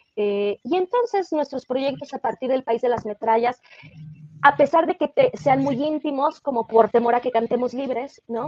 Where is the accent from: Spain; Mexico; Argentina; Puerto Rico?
Mexico